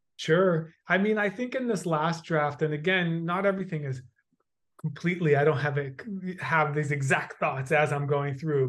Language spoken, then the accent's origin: English; United States; I have the experience of being a white male growing up in the United States